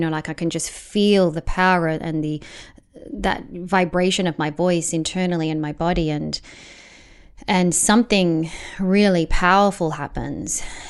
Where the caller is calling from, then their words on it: Melbourne, Victoria, Australia; Yeah, I'm checking in from Melbourne, Australia, and it's really great